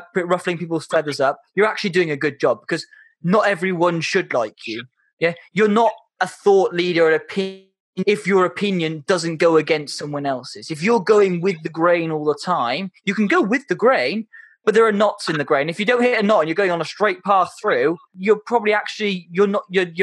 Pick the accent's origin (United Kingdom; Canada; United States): United Kingdom; Wales; I'm Welsh and proud. And oh yeah, I'm definitely not English.